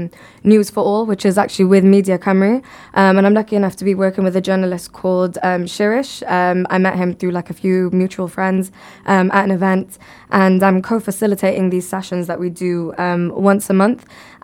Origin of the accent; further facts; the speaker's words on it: Bangladesh; So if I were to build a well, even in my home country, like in Bangladesh, even after I pass away